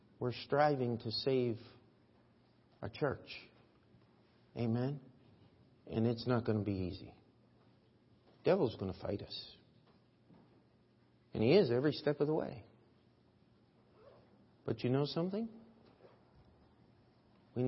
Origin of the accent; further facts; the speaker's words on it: United States; as an American